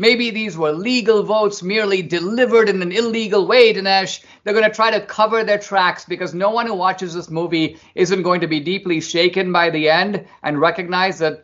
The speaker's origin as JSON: {"language": "English", "country": "India", "tie": "born or raised there", "moved": "yes", "lives_now": "United States", "said": "growing up in India, I grew up in a middle-class family"}